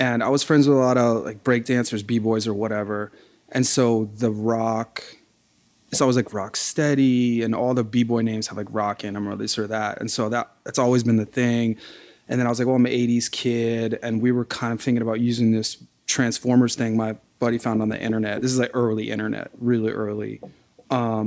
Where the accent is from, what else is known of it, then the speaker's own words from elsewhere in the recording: Alexandria, Virginia, United States; I'm from Alexandria, upper middle class. I don't know. It's a lot of government people. It's a lot of lawyers and stuff like that. The neighborhood I grew up in is pretty nice